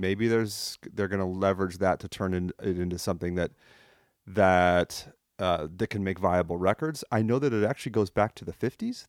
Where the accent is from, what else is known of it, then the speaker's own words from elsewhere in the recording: France; moved away; I grew up in France. I came here a long time ago.